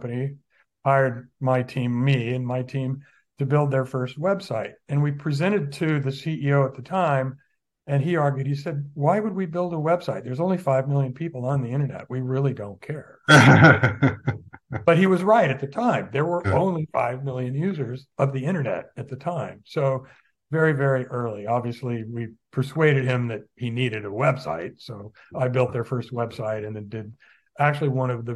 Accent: Santa Maria, California, United States; also born or lived in San Francisco; now in Santa Barbara, United States; I grew up in Santa Barbara County, mostly in Santa Maria

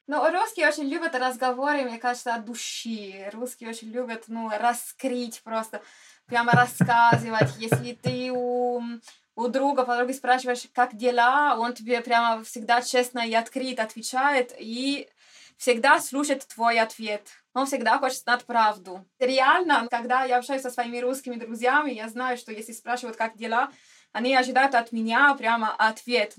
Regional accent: Cagliari, Sardinia, Italy; Russian is a second language; moved away as an adult; now in Russia; поскольку я родилась на Сардинии и прямо у моря, я из Кальгари

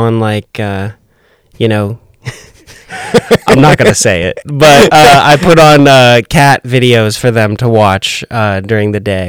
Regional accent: West Coast, United States; now in Nashville, United States; The West Coast.

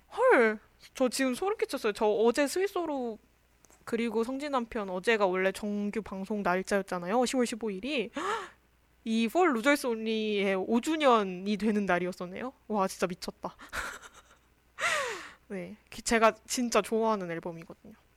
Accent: Daejeon, South Korea; moved away as an adult; also born or lived in Seoul; 저는 이제 대전 사람인데

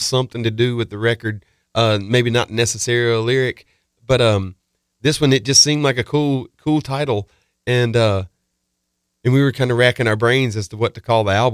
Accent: South Mississippi, United States; We're all from South Mississippi, or Chris and I are

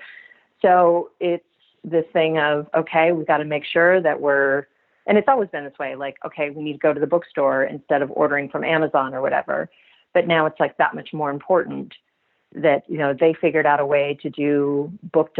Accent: Kentucky, United States; moved away; I'm from Kentucky

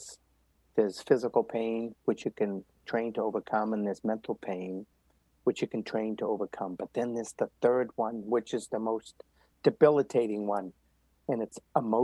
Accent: Medford, Massachusetts, United States; I grew up right outside of Boston in Medford, Mass

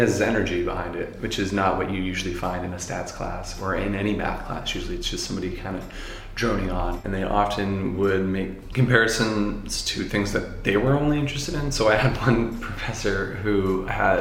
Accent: United States; I come from the States

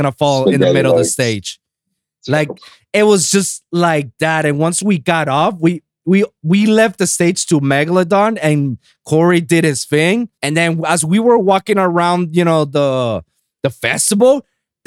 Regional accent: Puerto Rico; my hometown of Puerto Rico

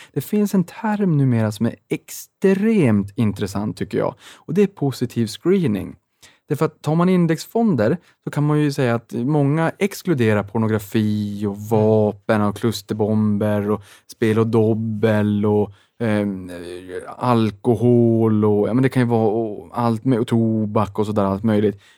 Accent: Boden, Norrbotten County, Sweden; moved away; jag var hemma i Boden i Sävas

